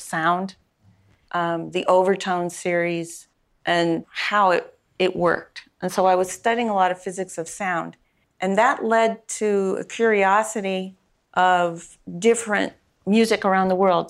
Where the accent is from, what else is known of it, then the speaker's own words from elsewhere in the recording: San Mateo, California, United States; I grew up on the peninsula in San Mateo.